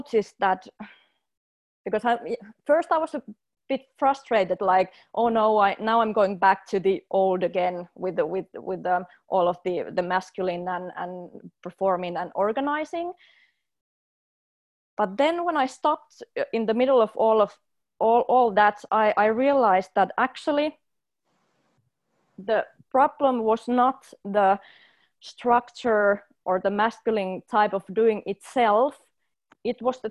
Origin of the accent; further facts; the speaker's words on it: Finland; I come from Finland, which is a highly organized culture